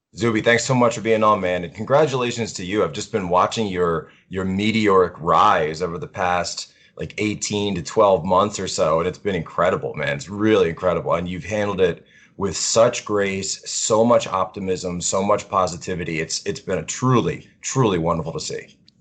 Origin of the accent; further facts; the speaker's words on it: Philadelphia, Pennsylvania, United States; moved away as an adult; now in Washington, D.C., United States; originally from Philadelphia, Pennsylvania area